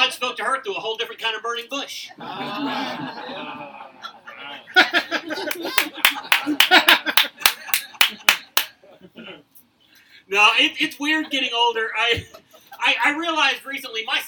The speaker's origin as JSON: {"language": "English", "region": "deep south Mississippi", "country": "United States", "moved": "yes", "lives_now": "Oklahoma, United States", "said": "I've lived here for over 40 years, so I can consider myself a born-again Okie. I am originally from Mississippi, and I mean deep south Mississippi."}